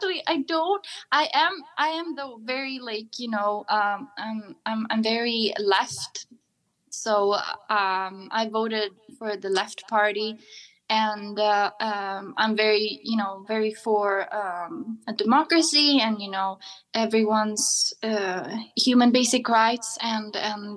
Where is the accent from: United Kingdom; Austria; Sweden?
Sweden; from Sweden